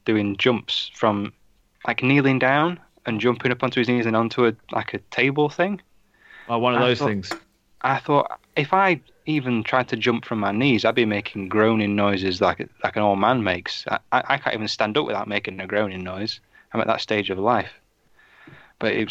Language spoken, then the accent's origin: English; the north of England, United Kingdom; I'm that kind of northerner